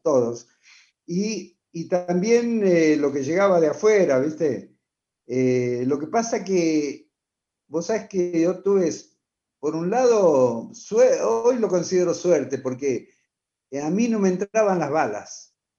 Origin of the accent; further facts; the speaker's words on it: Buenos Aires Province, Argentina; also born or lived in Santiago del Estero; me crié prácticamente en Buenos Aires, conozco su idiosincrasia